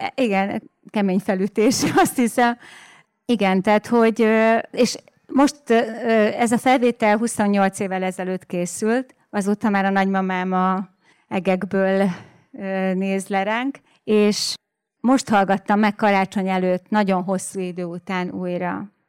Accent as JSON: {"language": "Hungarian", "area": "Délvidék", "region": "Vojvodina", "country": "Serbia", "tie": "born or raised there", "said": "Igen, ugye én délvidéken nőttem föl, és amikor ez a felvétel készült, akkor éppen dúlt a Balkán háború"}